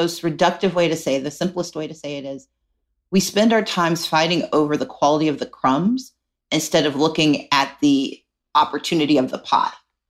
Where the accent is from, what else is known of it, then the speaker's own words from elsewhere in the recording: Mississippi, United States; I grew up poor in Mississippi